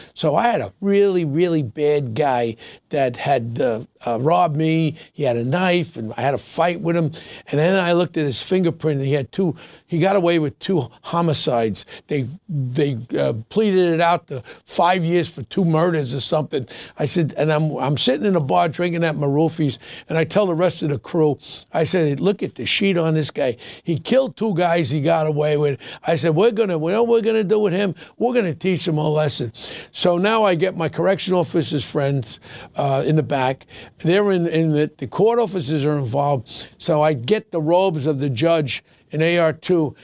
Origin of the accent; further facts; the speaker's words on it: New York City, New York, United States; Ronnie and I grew up together in Ozone Park.